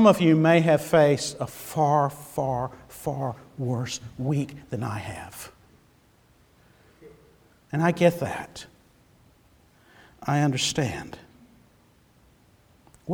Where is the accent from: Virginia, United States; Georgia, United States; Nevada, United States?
Georgia, United States; I'm from Georgia